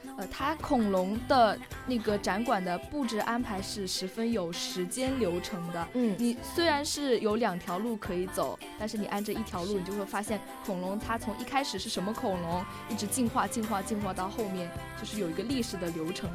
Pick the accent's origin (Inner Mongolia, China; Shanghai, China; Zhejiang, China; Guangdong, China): Zhejiang, China; Wenzhou; 我跟我室友都来自浙江温州